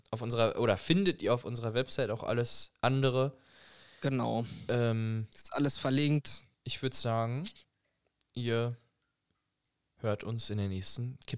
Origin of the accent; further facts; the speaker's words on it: Germany; Und dann so, ja, das ist halt mein Name, aber ich bin halt Deutscher